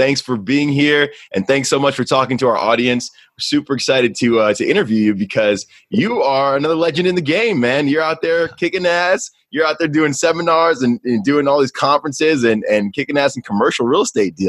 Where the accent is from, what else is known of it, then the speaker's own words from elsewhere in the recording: New York, United States; I grew up in New York. I grew up in New York. It's my old stomping grounds. I'm from the Bronx.